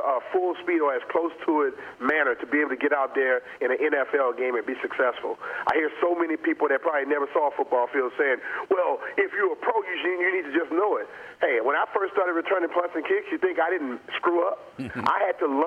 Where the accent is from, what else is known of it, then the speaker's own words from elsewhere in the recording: Louisiana, United States; I grew up in Louisiana.